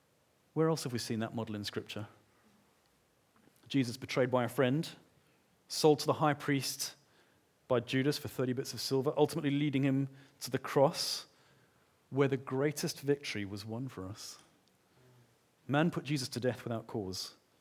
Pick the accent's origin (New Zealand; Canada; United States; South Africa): South Africa; Johannesburg, Gauteng; I grew up in Johannesburg. My parents separated when I was quite young, and we went through times of feast and times of famine.